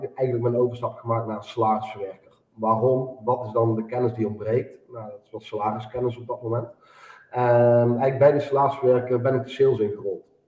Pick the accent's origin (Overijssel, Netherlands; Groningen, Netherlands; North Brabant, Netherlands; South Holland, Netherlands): North Brabant, Netherlands; Eindhoven region; Ik kom uit de regio Eindhoven